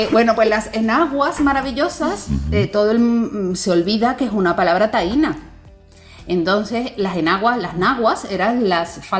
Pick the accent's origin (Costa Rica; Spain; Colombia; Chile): Spain; Andalusia; moved away as an adult; now in Dominican Republic; soy andaluza y que al mismo tiempo, ¿verdad? Llevo más de 30 años viviendo en la República Dominicana, por lo tanto, valga decir andaluza y dominicana.